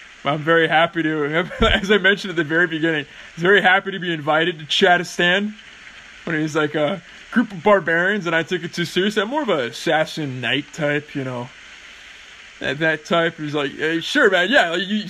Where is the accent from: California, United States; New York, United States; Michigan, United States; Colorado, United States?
California, United States; now in England; when I moved to England and they found out I was from California